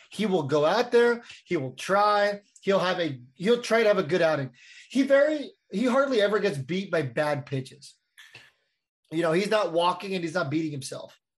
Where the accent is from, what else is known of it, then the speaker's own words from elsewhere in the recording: San Diego, California, United States; growing up in San Diego